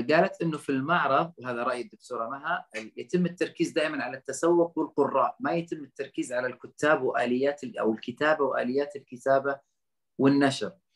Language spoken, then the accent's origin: Arabic; Saudi Arabia; انا كسعودي